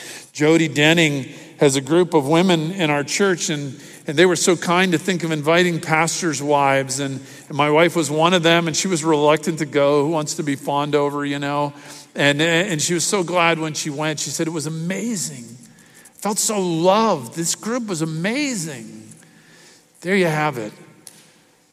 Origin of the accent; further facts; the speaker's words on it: Miami, Florida, United States; growing up in church, I can remember in the church I grew up in Miami